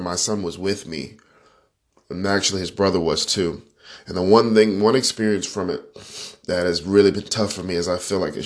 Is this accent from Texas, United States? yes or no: no; Panama City, Florida, United States; I am from Panama City, Florida.